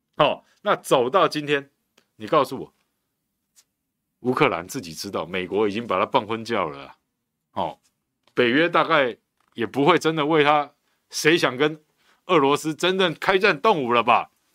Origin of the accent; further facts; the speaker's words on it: Taiwan; 我们台湾人